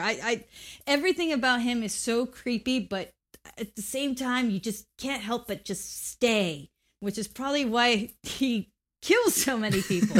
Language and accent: English; Mexico; I grew up in Mexico